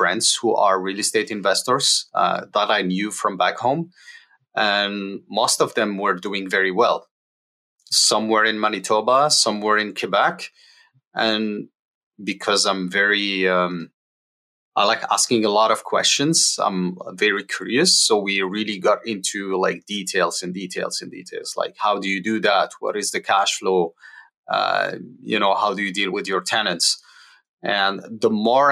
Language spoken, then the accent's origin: English; Algeria; moved away as an adult; now in Winnipeg, Canada; we are from Algeria. So we moved here in April 2016.